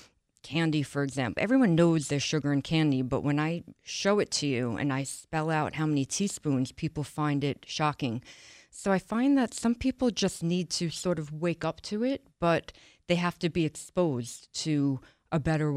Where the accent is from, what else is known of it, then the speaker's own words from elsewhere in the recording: Long Island, New York, United States; From Long Island, New York.